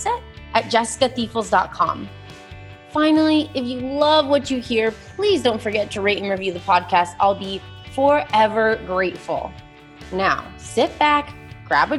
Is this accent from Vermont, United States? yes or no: yes; Vermont, United States; moved away as an adult; also born or lived in San Diego; my husband and I were born and raised in Vermont, and then we lived in San Diego for 9 years, and we just moved back